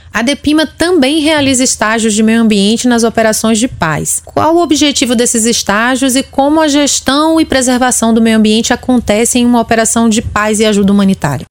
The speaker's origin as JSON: {"language": "Portuguese", "region": "Northeast Region", "country": "Brazil", "said": "Eu sou do Nordeste"}